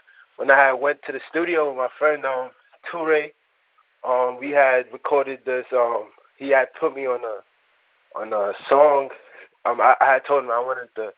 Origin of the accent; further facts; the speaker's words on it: New York City, New York, United States; also born or lived in Nigeria; I was born in Nigeria and raised in the Bronx